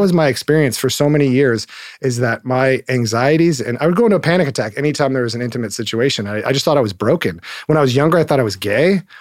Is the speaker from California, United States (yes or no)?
yes; Hermosa Beach, California, United States; I grew up in Hermosa Beach, California, so just down the road, one square mile beach town